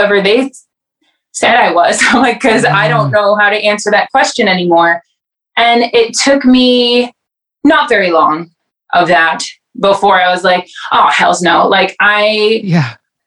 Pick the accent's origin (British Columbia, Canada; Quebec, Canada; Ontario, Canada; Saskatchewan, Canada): Ontario, Canada; Welland; moved away as an adult; also born or lived in Toronto; now in Edmonton, Canada; I grew up in Welland